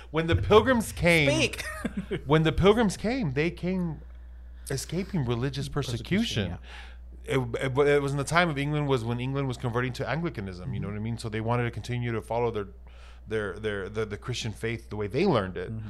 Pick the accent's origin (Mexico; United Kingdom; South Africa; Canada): Mexico; I know that growing up in Mexico and, and being Mexican brings uh, you had a you had a fight for survival.